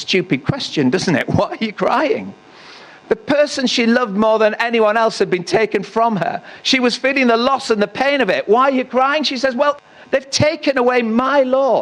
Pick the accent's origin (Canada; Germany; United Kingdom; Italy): United Kingdom; Northallerton, Yorkshire and the Humber; I was in Tesco's in North Allerton, my hometown